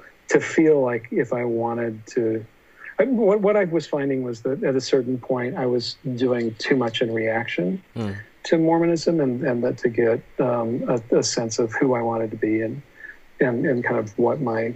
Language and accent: English; Utah, United States; when I was a kid growing up in Utah